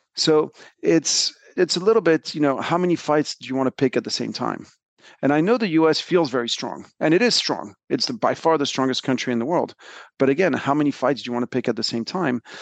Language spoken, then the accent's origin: English; France; moved away as an adult; also born or lived in United States; So, I grew up in France, and I moved to the U S in the early nineties to, to go to college.